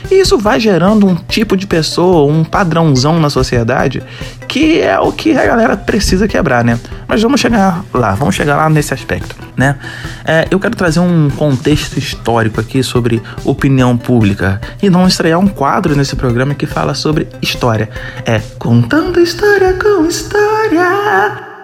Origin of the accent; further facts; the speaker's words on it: Rio de Janeiro, Brazil; accent: carioca; Eu tava bem mais puxado meu sotaque carioca.